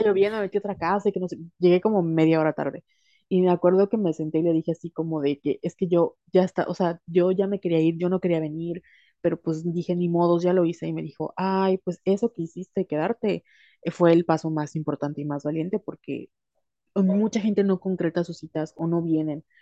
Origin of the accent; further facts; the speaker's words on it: Mexico; la educación en nuestro país y la educación cultural de como mujeres latinas, mexicanas